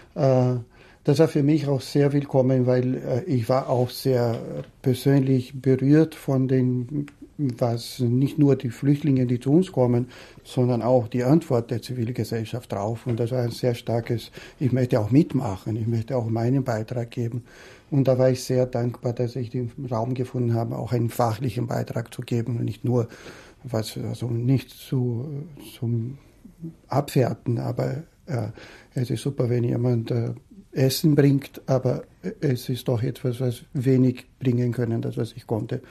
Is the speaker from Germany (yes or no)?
no; Brazil; moved away as an adult; now in Austria; Ich komme ursprünglich aus Brasilien